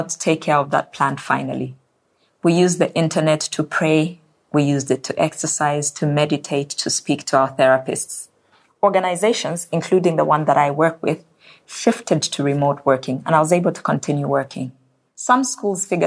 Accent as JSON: {"language": "English", "country": "Zambia", "said": "My home country of Zambia"}